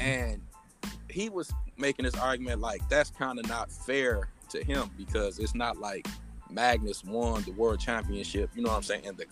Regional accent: Detroit, Michigan, United States; I'm from Detroit

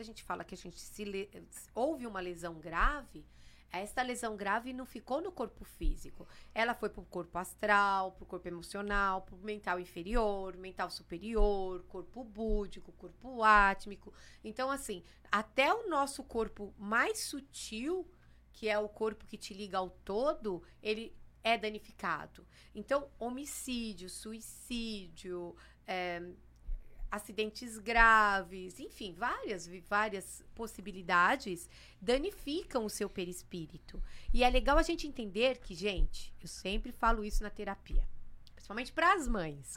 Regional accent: São Paulo, Brazil; also born or lived in Santos; Eu tinha que viver em Santos. Mas eu não nasci em Santos, eu nasci em São Paulo, capital.

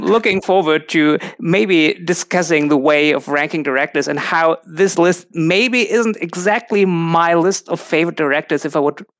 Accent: Germany; I'm from Germany.

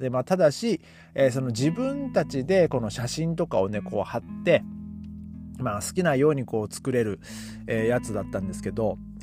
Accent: Hachinohe, Aomori, Japan; now in Germany; 僕の地元を見たらですね、えー、まあ、最低気温が、まあ、マイナス六度とか なってますね。えー、八戸寒いですね。

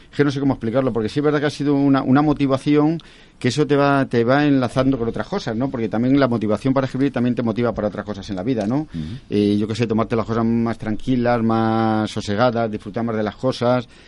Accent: Castile and León, Spain; mi pueblo es un pueblecillo que tiene, tiene 150 habitantes

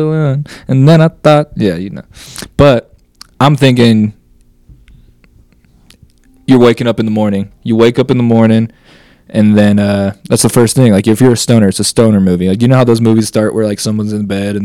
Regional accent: Glenns Ferry, Idaho, United States; I'm from Glen's Ferry

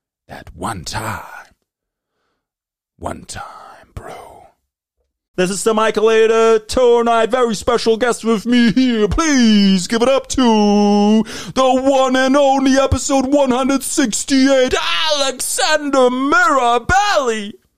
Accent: Germany; English is a second language; now in Canada; I grew up in Germany. There was always this big rival against the Italian soccer team and the German soccer team.

